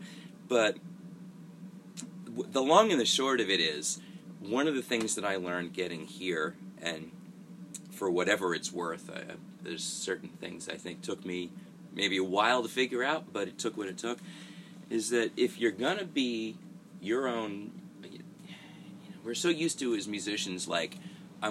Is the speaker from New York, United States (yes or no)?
yes; Long Island, New York, United States; moved away as an adult; now in Nashville, United States; I came from Long Island